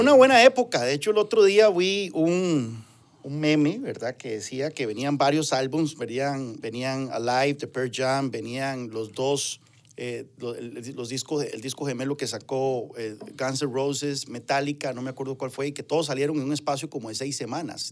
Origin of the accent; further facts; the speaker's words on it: Ciudad Quesada, Alajuela, Costa Rica; Nací, crecí, nací, crecí ahí, fui a la escuela Juan Chávez Rojas, después al Liceo San Carlos, soy orgullosamente sancarleño